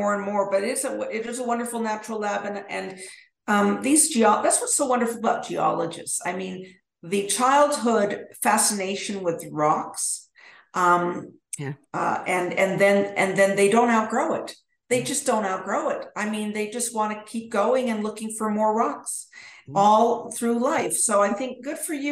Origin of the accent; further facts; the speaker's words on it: Edmonton, Alberta, Canada; now in Denver, United States; I grew up in Edmonton, Alberta